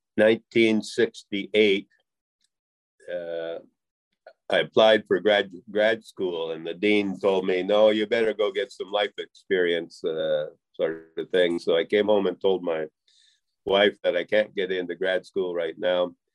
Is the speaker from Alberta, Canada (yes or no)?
yes; Western Alberta, Canada; I'm a Canadian, born in Canada, raised in Canada, Western Alberta